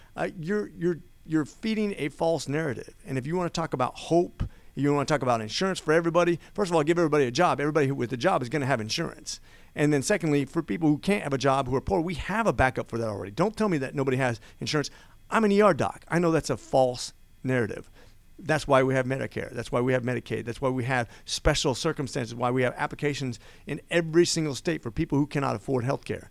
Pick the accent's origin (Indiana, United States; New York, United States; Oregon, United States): Oregon, United States; also born or lived in Las Vegas, Nevada; I was born in Vegas. My dad was a deputy sheriff. We soon moved to Oregon, and I grew up, uh, in a single parent family